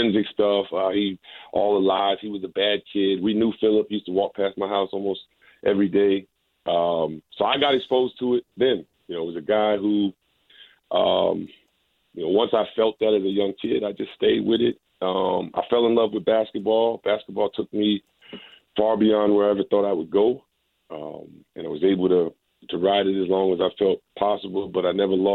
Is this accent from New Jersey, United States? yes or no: yes; Teaneck, New Jersey, United States; I grew up in Teaneck, New Jersey, right outside of the city